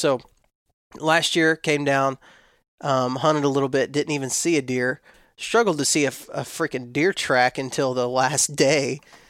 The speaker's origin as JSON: {"language": "English", "region": "Texas", "country": "United States", "tie": "born or raised there", "said": "So when I was raised in West Texas, we didn't have a large amount of deer in the town that I lived in."}